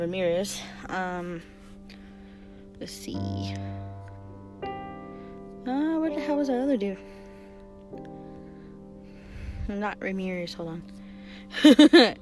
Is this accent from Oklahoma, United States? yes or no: no; New Mexico, United States; moved away; I am back home in New Mexico